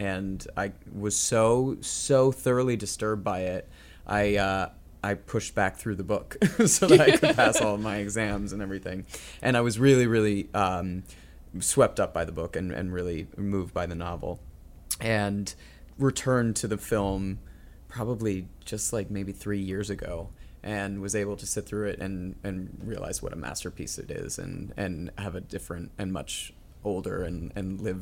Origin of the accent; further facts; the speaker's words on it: Northern California, United States; I grew up in Northern California